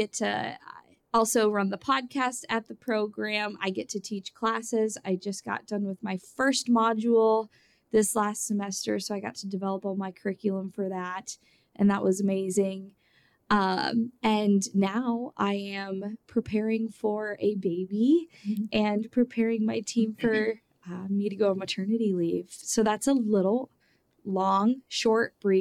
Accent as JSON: {"language": "English", "town": "Howells", "region": "Nebraska", "country": "United States", "tie": "born or raised there", "also_born_or_lived": "Lincoln, Nebraska", "said": "I grew up in Howells, Nebraska, about 600 people, and I love my small community"}